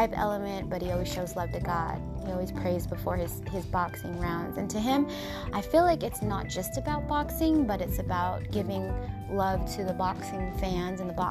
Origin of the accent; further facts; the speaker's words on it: Washington, United States; moved away; also born or lived in Southern California; Whenever I visit my hometown, I always go that place, and I go to my grandparents' gravesite, and that's over by my old school when I went to kindergarten